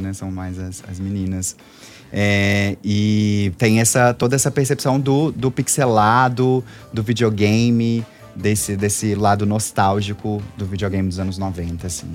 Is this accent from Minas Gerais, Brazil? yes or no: yes; Belo Horizonte, Minas Gerais, Brazil; Eu sou daqui de Belo Horizonte mesmo